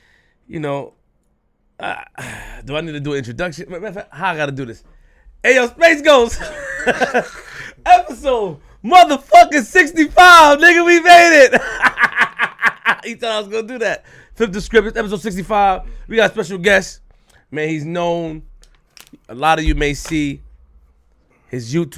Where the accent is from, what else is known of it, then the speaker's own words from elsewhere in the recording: New York City, New York, United States; I'm from Queens